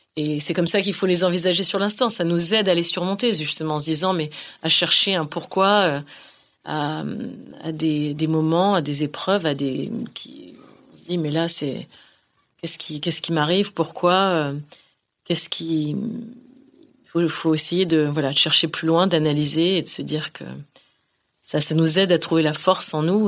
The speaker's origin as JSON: {"language": "French", "area": "northern Finistère", "region": "Brittany", "country": "France", "moved": "yes", "said": "je, puise là-bas, dans le Finistère Nord"}